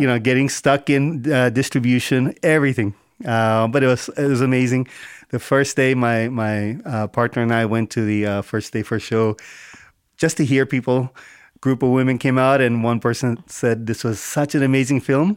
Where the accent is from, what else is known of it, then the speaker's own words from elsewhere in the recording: South India, India; moved away; also born or lived in Bombay; I'm South Indian, um, all family spoke Telugu